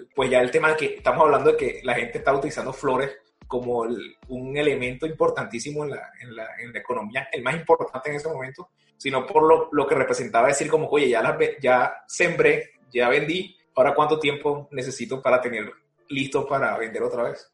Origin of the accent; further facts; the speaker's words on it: Venezuela; Yo soy venezolano